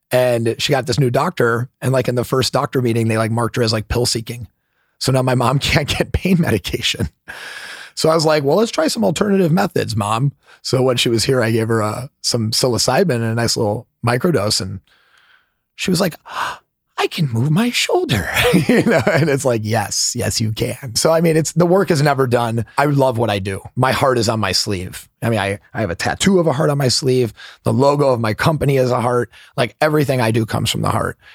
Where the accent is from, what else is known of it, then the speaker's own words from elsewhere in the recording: Midwest, United States; I'm a Midwesterner, so believe me, I, I get it.